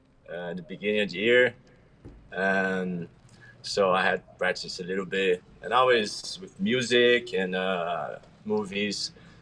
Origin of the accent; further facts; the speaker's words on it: Curitiba, Paraná, Brazil; I'm from a city called Curitiba. It's Brazil, of course.